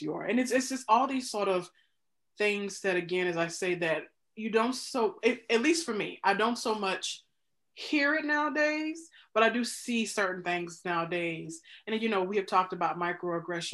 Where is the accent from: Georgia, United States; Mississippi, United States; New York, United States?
Mississippi, United States; moved away as an adult; now in Chicago, United States; I'm born and raised in Mississippi